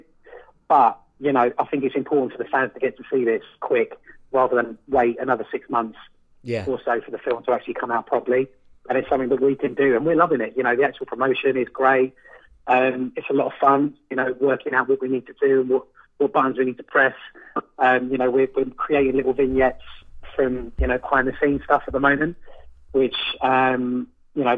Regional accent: London, United Kingdom; moved away as an adult; also born or lived in Fulham, London; now in Margate, United Kingdom; I was born in Fulham and was raised around Portobello Road quite a lot

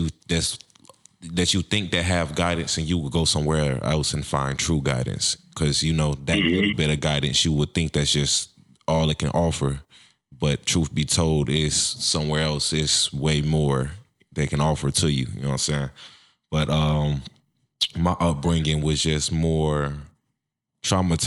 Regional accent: Chicago, Illinois, United States; moved away as an adult; now in Minnesota, United States; I grew up in Chicago myself. I just recently moved to Minnesota about 2 years ago.

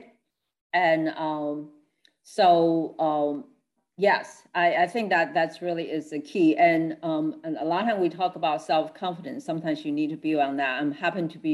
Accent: Taiwan; moved away; I'm original from Taiwan, so I'm a Chinese. So we teach Confucius teaching in all through when we grow up

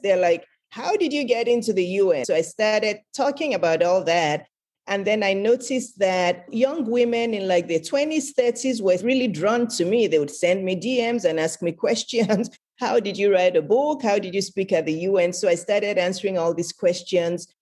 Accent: Lagos, Nigeria; I was born in Lagos, Nigeria, which is in West Africa

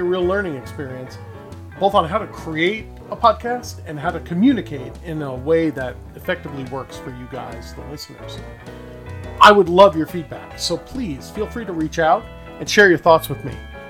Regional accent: New York City, New York, United States; moved away as an adult; now in Los Angeles, United States; I'm originally from New York City, but I've been living in Los Angeles, California for 30 years.

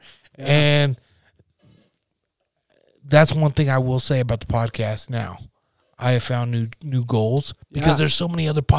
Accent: Nebraska, United States; moved away; I grew up in Nebraska, small farm down Nebraska.

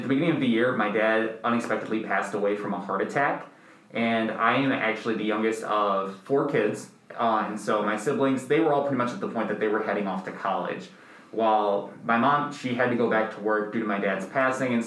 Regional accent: Northbrook, Illinois, United States; I grew up originally in Northbrook, Illinois

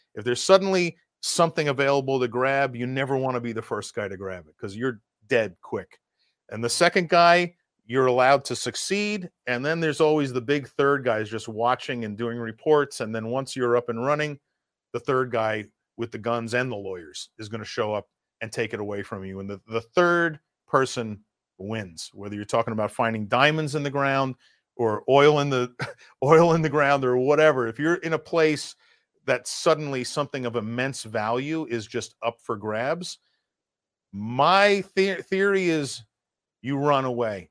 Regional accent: New York, United States; moved away as an adult; also born or lived in Russia / Cambodia; Being a New Yorker

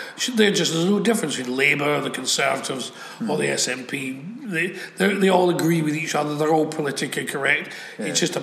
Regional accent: Scots, Scotland, United Kingdom

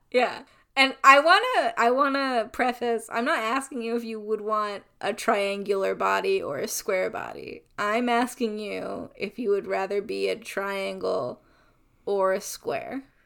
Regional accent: United States; I am a white person from America

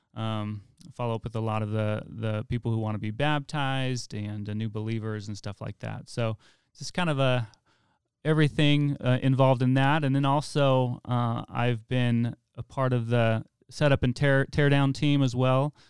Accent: Weed, California, United States; I'm actually from Wairika

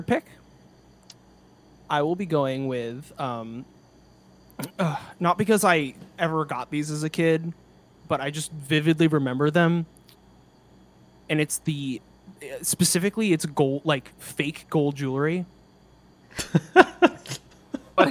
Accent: the East, East Coast, United States; now in California, United States; growing up in the East

